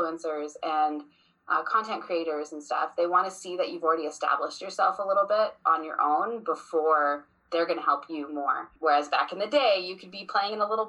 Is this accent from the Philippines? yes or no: no; Vancouver, British Columbia, Canada; moved away; I was born in Vancouver, British Columbia